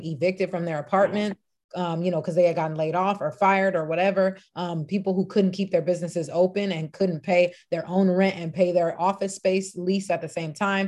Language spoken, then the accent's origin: English; Los Angeles, California, United States; I'm born and raised in Los Angeles. Actually, LA people would say the Valley, 818 San Fernando Valley